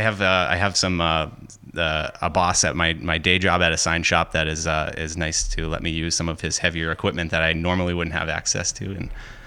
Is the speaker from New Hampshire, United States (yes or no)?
yes; Hampton Falls, New Hampshire, United States; I'm from Hampton Falls, New Hampshire.